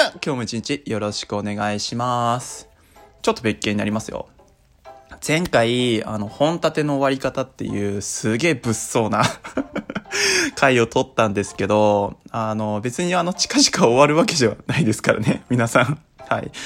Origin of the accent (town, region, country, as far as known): Tohoku, Japan; born or raised there